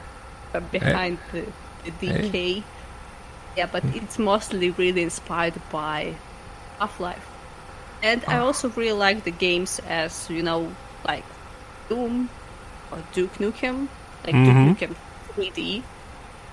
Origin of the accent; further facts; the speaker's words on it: Ukraine; I'm from Ukraine